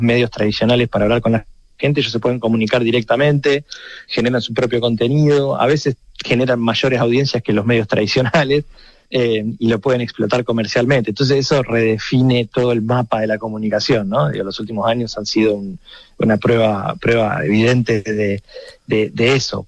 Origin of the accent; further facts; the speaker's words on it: Argentina; el acento me, condena, soy argentino